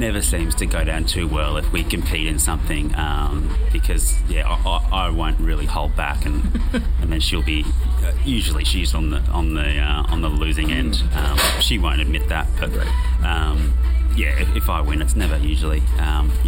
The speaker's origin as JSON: {"language": "English", "town": "Sydney", "region": "New South Wales", "country": "Australia", "said": "I'm from Sydney"}